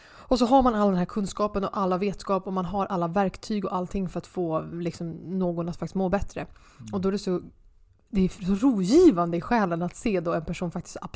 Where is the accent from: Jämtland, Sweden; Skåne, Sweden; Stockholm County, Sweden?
Stockholm County, Sweden; Huddinge; jag är ju uppvuxen i Kungens Kurva, Ikea.